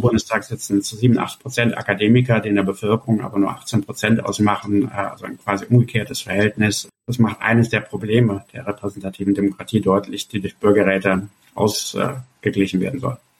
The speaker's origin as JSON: {"language": "German", "town": "Cologne", "region": "North Rhine-Westphalia", "country": "Germany", "tie": "born or raised there", "said": "meine Heimatstadt Köln"}